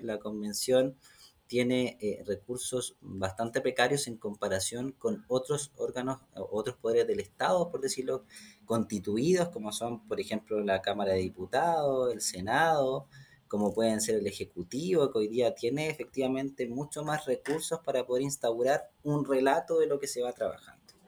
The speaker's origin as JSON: {"language": "Spanish", "town": "Rancagua", "region": "O'Higgins", "country": "Chile", "tie": "born or raised there", "also_born_or_lived": "Machalí / Santiago", "said": "Yo vengo de la región de O'Higgins, vengo de una, comuna, nací en Rancagua, vivo en una comuna como Machalí"}